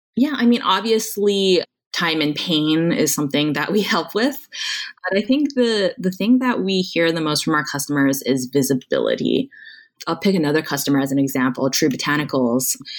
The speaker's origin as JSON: {"language": "English", "town": "Honolulu", "region": "Hawaii", "country": "United States", "tie": "born or raised there", "also_born_or_lived": "Stanford, California", "moved": "as an adult", "said": "I was born and raised in Honolulu, Hawaii"}